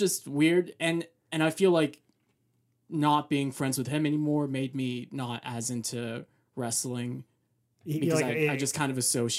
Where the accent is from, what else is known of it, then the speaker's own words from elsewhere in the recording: Mexico; moved away; I was born in Mexico, so Mexican wrestling was definitely a part of my life, at least when I was like a little kid.